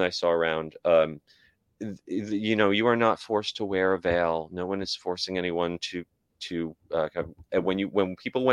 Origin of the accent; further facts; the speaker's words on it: around New York City, United States; moved away; I grew up around New York City